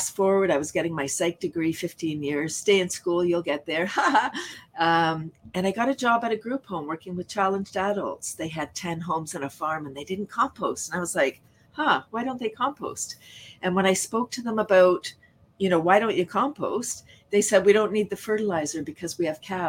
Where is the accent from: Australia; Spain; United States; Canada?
Canada; Toronto, Ontario; I grew up in Toronto, largest city in Canada